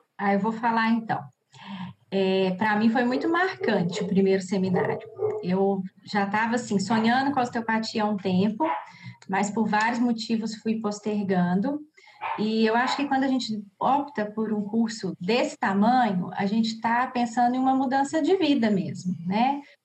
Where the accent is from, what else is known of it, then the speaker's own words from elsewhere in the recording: Cachoeira do Campo, Minas Gerais, Brazil; now in Belo Horizonte, Brazil; sou de Cachoeira do Campo mas já moro há bastante tempo aqui em BH